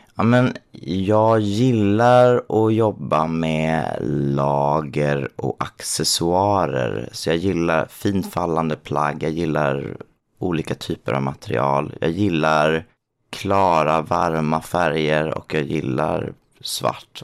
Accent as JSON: {"language": "Swedish", "region": "Småland", "country": "Sweden", "tie": "born or raised there", "moved": "yes", "lives_now": "Stockholm, Sweden", "said": "Och jag är uppväxt i Småland."}